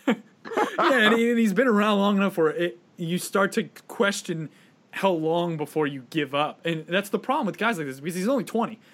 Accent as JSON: {"language": "English", "region": "Connecticut", "country": "United States", "said": "I'm from Connecticut"}